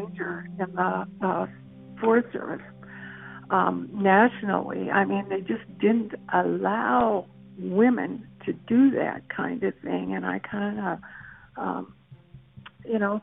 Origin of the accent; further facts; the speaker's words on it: Tower, Minnesota, United States; I grew up in Tower